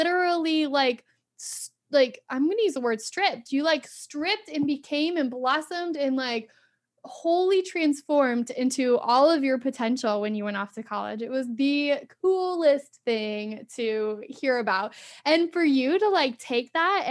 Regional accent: Phoenix, Arizona, United States; Ryan and I, we're from Phoenix, Arizona, like Scottsdale, Arizona

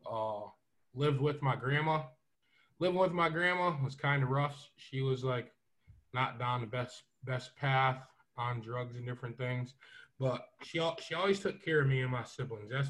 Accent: Syracuse, New York, United States; I'm from Syracuse, Syracuse, New York. Uh, currently a PE teacher in this inner city of Syracuse at Van Duyn Elementary.

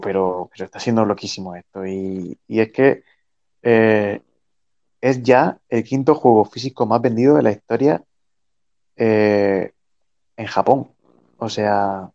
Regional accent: Spain; siendo español

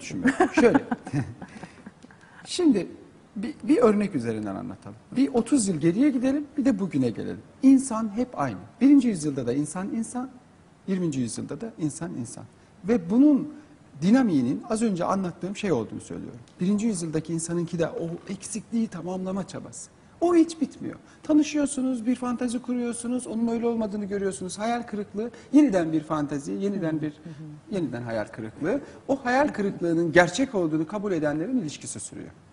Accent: Turkey; benim doğduğum yerlere, Kars'a gidin, Artvin'e gidin, Trabzon'a gidin

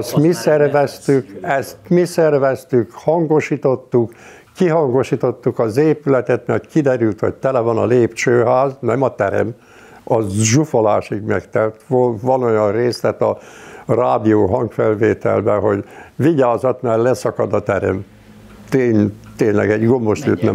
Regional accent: Hungary; also born or lived in Budapest; én falun nőttem föl

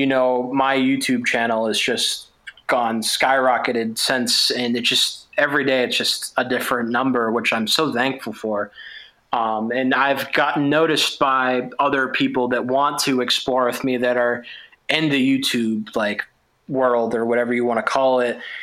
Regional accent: Massachusetts, United States; I'm from Massachusetts

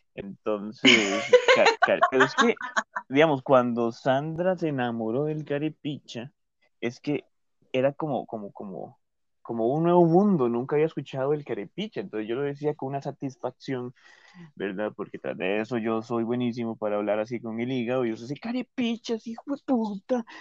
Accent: Costa Rica

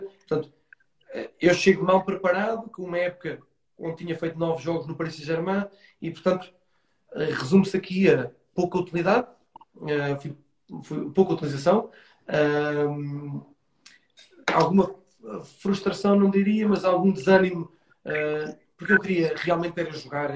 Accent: Estoril, Lisbon, Portugal; o Estoril Praia um clube que, que, me viu crescer e que era o clube de, da, minha, da minha terra

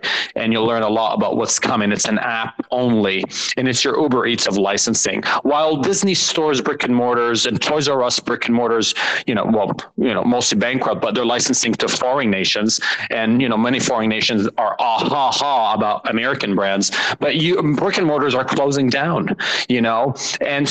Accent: Montreal, Quebec, Canada; also born or lived in Laval / Dubai; now in Toronto, Canada; I was born and raised in Montreal

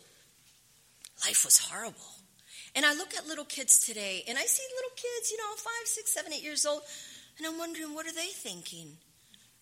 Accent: Panama; moved away; also born or lived in San Fernando; I was born in Panama.

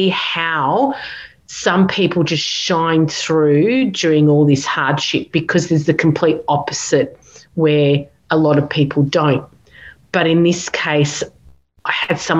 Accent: Canberra, Australian Capital Territory, Australia; we're from Canberra

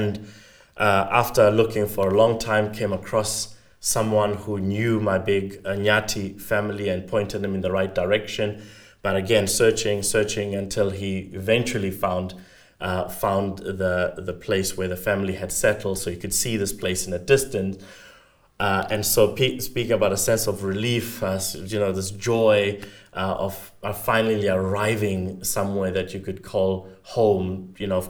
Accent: South Africa

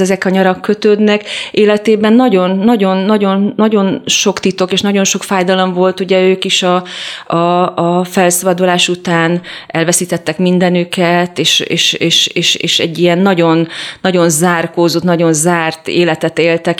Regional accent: Budapest, Hungary; also born or lived in Vas County; én ugyan pesti lány vagyok

